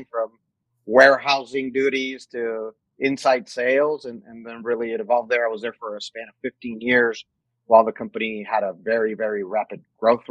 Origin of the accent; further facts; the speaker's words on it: Mexico; moved away as an adult; also born or lived in New Mexico; now in United States; I actually was born and raised in Mexico. I lived in Mexico till I was 18 years old.